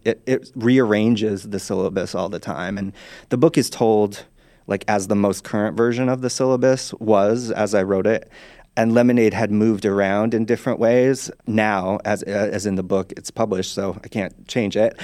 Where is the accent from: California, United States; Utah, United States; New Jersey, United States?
Utah, United States; moved away; I'm from Utah originally. I grew up Mormon